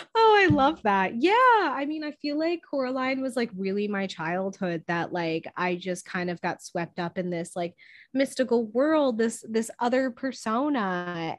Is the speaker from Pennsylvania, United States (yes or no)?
yes; Scranton, Pennsylvania, United States; accent: Scranton; moved away; my Scranton accent